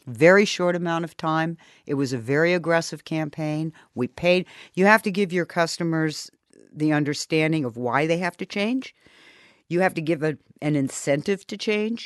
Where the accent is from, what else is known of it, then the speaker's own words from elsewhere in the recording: Germany; moved away as an adult; also born or lived in Munich, Germany / Las Vegas, Nevada, United States; now in United States; I came to the United States, um, having been born and raised in Germany and having studied in Munich for three years.